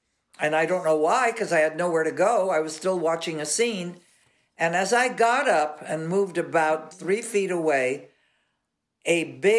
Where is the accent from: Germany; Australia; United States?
United States; Los Angeles, California; I was raised in Catholic schools all of my life. And the only reason I got out of Catholic school is because I lived up in Laurel Canyon, and there was a bus, a school bus that Hollywood High had